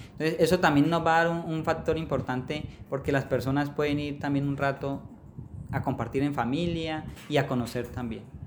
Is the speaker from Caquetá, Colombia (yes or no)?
yes; Florencia, Caquetá, Colombia; Yo soy poblador del municipio de Florencia